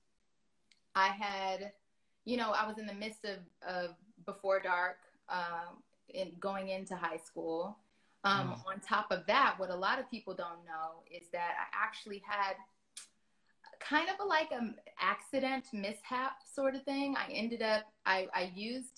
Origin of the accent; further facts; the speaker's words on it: Los Angeles, California, United States; Definitely LA girl, born and raised